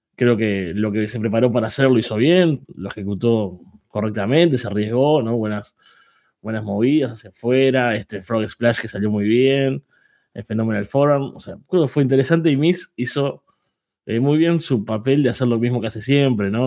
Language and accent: Spanish; Uruguay; soy uruguayo